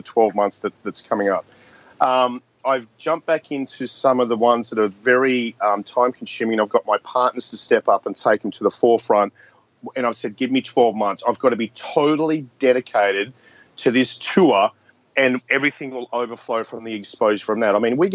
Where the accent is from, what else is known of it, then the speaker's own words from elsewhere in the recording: Australia; I'm an Australian.